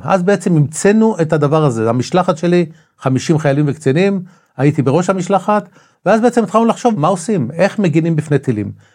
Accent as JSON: {"language": "Hebrew", "town": "Tel Aviv-Yafo", "region": "Tel Aviv District", "country": "Israel", "tie": "born or raised there", "also_born_or_lived": "Rishon LeZion", "said": "יליד יפו בכלל. נולדתי ביפו, גדלתי עם השנים, לא חשוב, התחתנתי, עברתי לראשון לציון"}